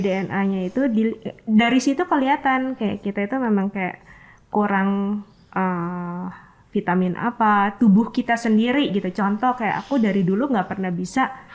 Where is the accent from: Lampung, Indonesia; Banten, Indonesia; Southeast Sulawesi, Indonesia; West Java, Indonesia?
Lampung, Indonesia; moved away; aku dari Lampung